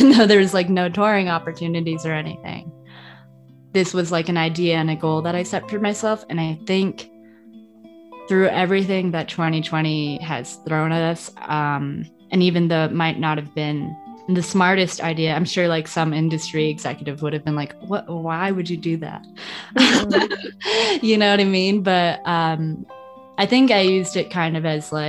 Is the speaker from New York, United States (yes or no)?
yes; outside New York City, United States; moved away as an adult; also born or lived in Florida; I grew up outside New York City